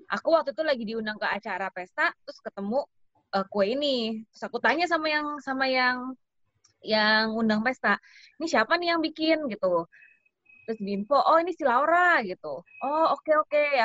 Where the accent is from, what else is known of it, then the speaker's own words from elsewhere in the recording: Jakarta, Indonesia; born there; Aku orang tua bener-bener orang Solo. Aku sendiri lahirnya sih di Jakarta.